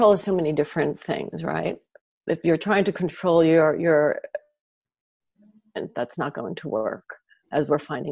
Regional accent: New York, United States; moved away as an adult; now in Los Angeles, United States; It's my hometown

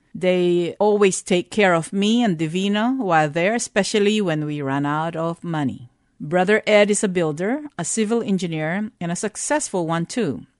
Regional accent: Philippines; born or raised there; also born or lived in Texas, United States; now in San Antonio, United States

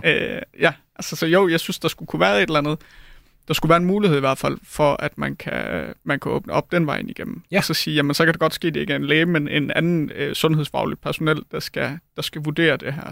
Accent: Denmark; jeg er fra Jylland, så jeg plejede at tage til MCH Arena

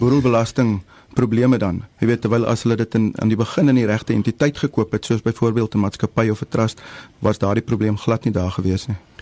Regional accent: George, Western Cape, South Africa; Ek is van George

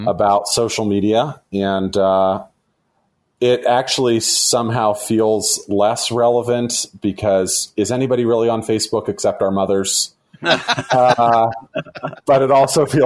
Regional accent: Warren, Ohio, United States; I'm a pastor in Northeast Ohio, actually in my hometown, Warren, Ohio.

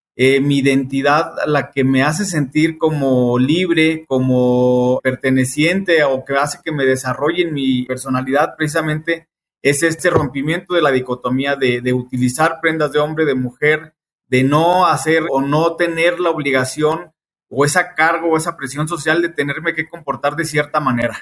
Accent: Saltillo, Coahuila, Mexico; moved away as an adult; now in Aguascalientes, Mexico; soy originario de Satillo, Coahuila. Tengo radicando en Aguascalientes alrededor de 10 años

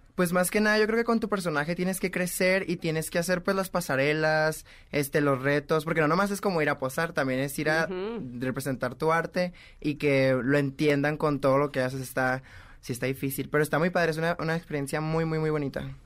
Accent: Mexicali, Baja California, Mexico; moved away; Yo soy de Mexicali, Baja California

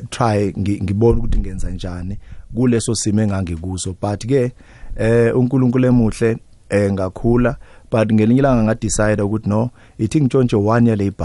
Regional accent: Katlehong, Gauteng, South Africa; eh umfana nje omncane msana okhulele lokushini eh a typical township boy ngikhulele endaweni yase East Rand bayibiza iKatlehong but manje sekuyi ekuruleni formally

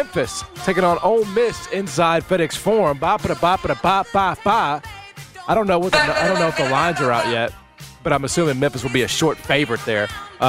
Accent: Canada; I'm a Canadian, bro. I identify as Canadian. A European, Caucasian.

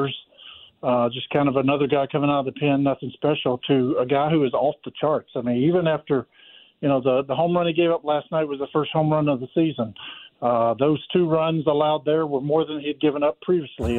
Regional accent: West Tennessee, United States; moved away; also born or lived in Florida; I grew up in West Tennessee.

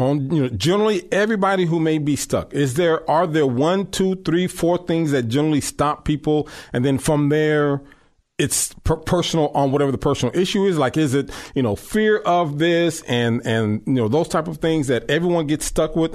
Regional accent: Long Beach, California, United States; I grew up in Long Beach

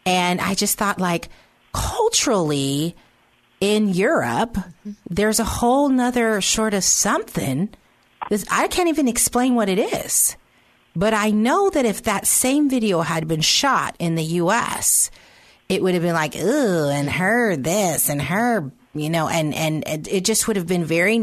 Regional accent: United States; me as an American

